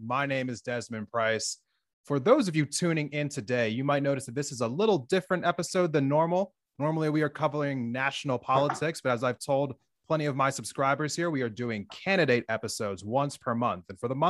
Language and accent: English; Montana, United States; as a resident of Montana